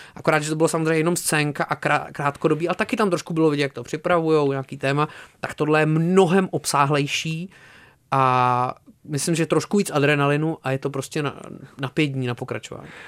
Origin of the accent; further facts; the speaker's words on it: Czechia; jako Češi trošku nemáme co říct